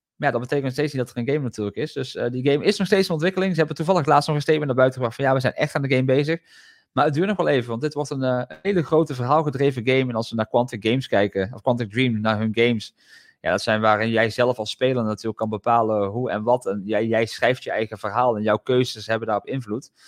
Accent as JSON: {"language": "Dutch", "country": "Netherlands", "said": "als Nederlander"}